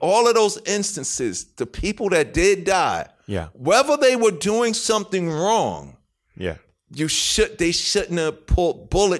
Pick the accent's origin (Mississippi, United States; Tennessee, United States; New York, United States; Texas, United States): New York, United States; Queens; I'm the king from Queens, and I'm down with Nas.